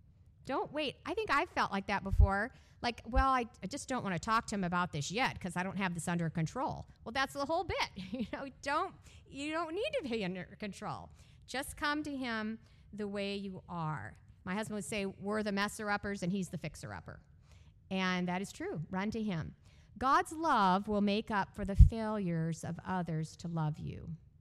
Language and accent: English; California, United States; born there; also born or lived in Texas / Illinois / Canada / Georgia; I was born in California. I moved constantly growing up. I lived four places: California, Texas, Illinois, Canada, Georgia, South Carolina.